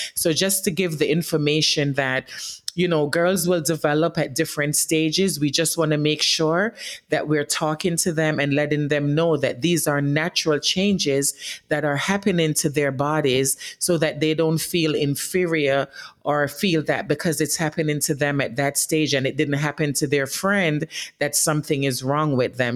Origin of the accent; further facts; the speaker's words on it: Jamaica; now in New York City, United States; I grew up in Jamaica as a young girl